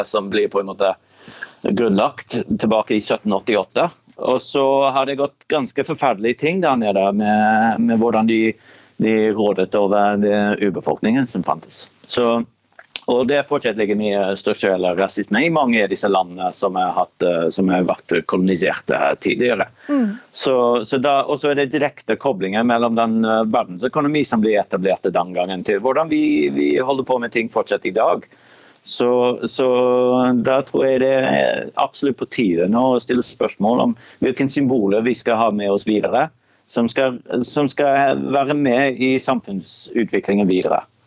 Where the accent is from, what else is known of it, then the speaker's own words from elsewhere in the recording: Australia; now in Bergen, Norway; Jeg er født i Australia.